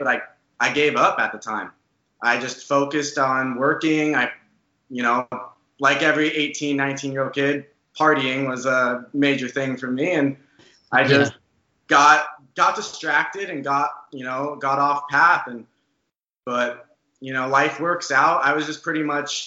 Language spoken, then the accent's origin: English; Arizona, United States; we all grew up in Arizona, but we live in Tempe, Arizona